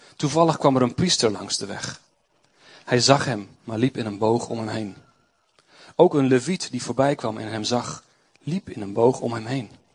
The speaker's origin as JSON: {"language": "Dutch", "town": "Doetinchem", "region": "Gelderland", "country": "Netherlands", "said": "Ik kom uit Doetinchem."}